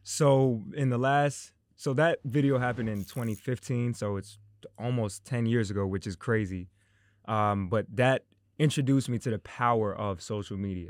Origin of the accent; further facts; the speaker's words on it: Tuckahoe, New York, United States; growing up in Tuckahoe